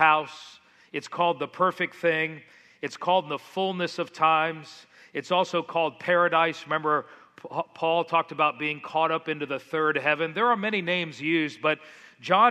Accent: Miami, Florida, United States; moved away; the house you see up on the screen is the one I grew up in South Florida in Miami, very, very tropical

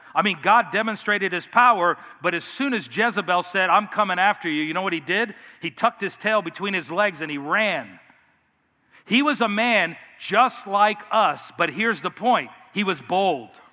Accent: United States; as American Christians, we're very independent

